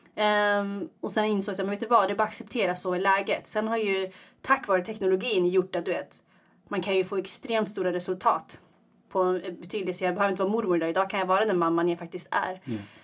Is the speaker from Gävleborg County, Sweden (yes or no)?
yes; Iggesund, Gävleborg County, Sweden; moved away as an adult; also born or lived in Eritrea; now in Stockholm, Sweden; Jag är uppvuxen i Iggesund